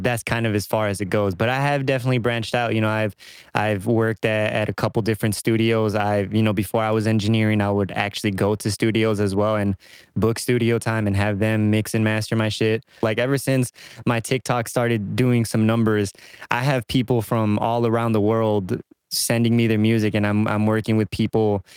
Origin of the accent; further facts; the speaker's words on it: suburb of Chicago, Illinois, United States; I just say I'm from Chicago because don't nobody know that what the hell suburb I'm in. So I just say I'm from Chicago. You know, they don't care. I've been here my whole life.